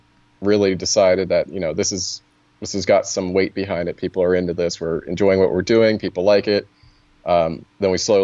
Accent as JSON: {"language": "English", "region": "Virginia", "country": "United States", "said": "I'm from Virginia"}